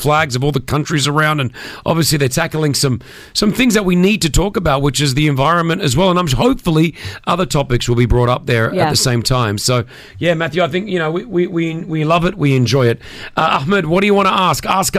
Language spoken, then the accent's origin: English; Australia; now in Dubai, United Arab Emirates; growing up in Australia.